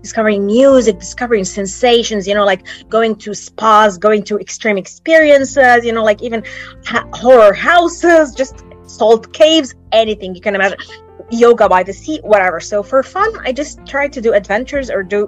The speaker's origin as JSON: {"language": "English", "town": "Alexandria", "region": "Alexandria Governorate", "country": "Egypt", "tie": "born or raised there", "said": "my hometown, Alexandria, is known for the chilly weather"}